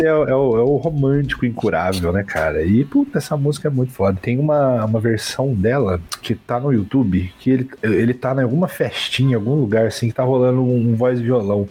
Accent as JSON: {"language": "Portuguese", "country": "Brazil", "said": "Mas eu sou brasileiro"}